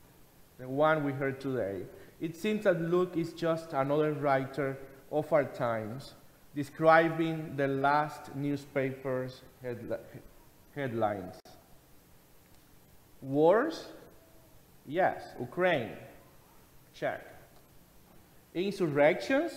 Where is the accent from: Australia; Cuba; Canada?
Cuba; moved away; I remember being a teenager in my home country in Cuba and joining my mother especially, going to a fortune teller or spiritist in my hometown